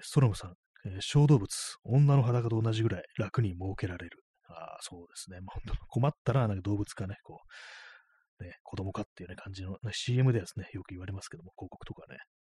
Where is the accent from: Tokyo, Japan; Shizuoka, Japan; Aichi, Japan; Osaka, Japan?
Tokyo, Japan; 私東京の人間なんですけども、そのね、まあ、ずっとね、こう、東京生まれの人間なんで